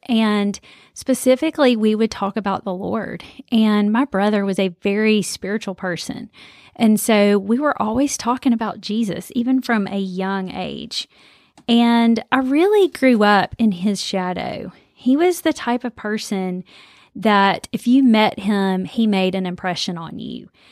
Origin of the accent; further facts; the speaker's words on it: Birmingham, Alabama, United States; I grew up here in Birmingham, Alabama